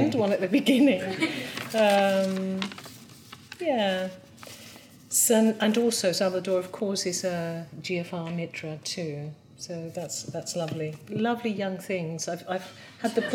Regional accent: Venezuela; now in Essex, United Kingdom; I am a Venezuelan order member, but based at the Mid-Essex Buddhist Centre

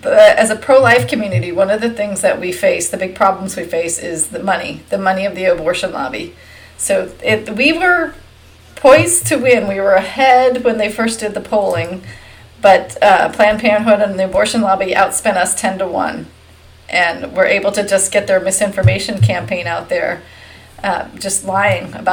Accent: Virginia, United States; Virginia is my home state

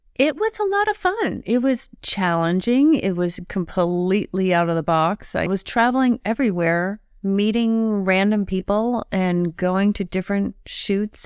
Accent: Longmeadow, Massachusetts, United States; I grew up in Long Meadow, Massachusetts

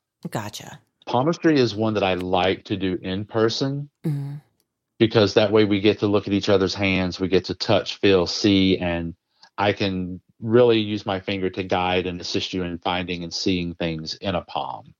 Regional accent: the South, United States; I grew up in the South

